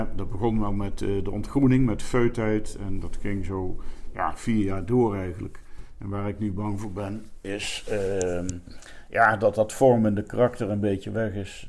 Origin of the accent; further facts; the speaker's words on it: Elst, Gelderland, Netherlands; moved away as an adult; also born or lived in Arnhem; now in Sittard, Netherlands; ik ben in Arnhem geboren, in Elst, eh, Gelderland opgegroeid